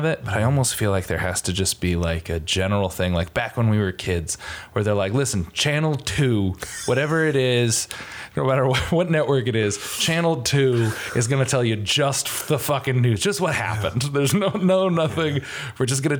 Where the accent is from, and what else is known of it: Connecticut, United States